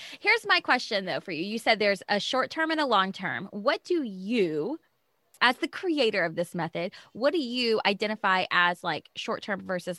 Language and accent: English; Houston, Texas, United States; I grew up in the Houston area, so we had hurricanes